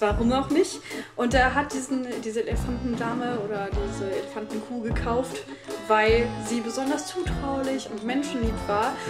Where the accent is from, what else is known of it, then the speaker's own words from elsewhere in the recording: Rhineland, Germany; ich komme ja aus dem Rheinland